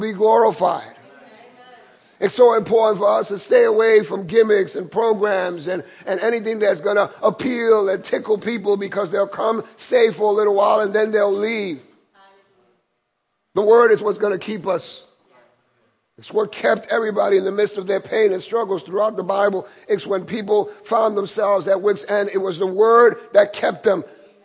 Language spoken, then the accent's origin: English; New York City, New York, United States; I grew up here in Williamsburg in Brooklyn, in McCarrion Park